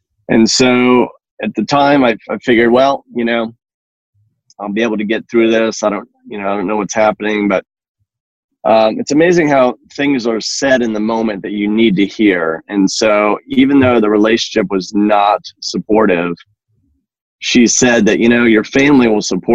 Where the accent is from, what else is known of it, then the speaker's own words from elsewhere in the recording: New England, Massachusetts, United States; moved away as an adult; now in Georgia, United States; I grew up in New England, Massachusetts